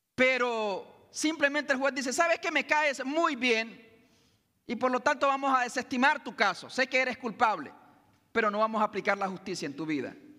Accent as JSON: {"language": "Spanish", "country": "Nicaragua", "said": "en mi país, por ejemplo, Nicaragua"}